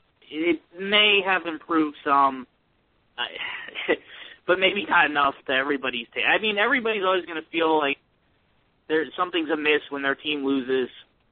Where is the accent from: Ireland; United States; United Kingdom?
United States; New Jersey; my team was and kind of still is the New York Knicks growing up in Jersey.